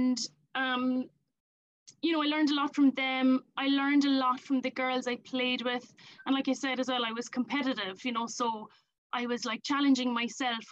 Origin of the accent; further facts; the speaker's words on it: Ireland; moved away as an adult; now in London, United Kingdom; But I'm from Ireland. Grown up there all my life. I now live in London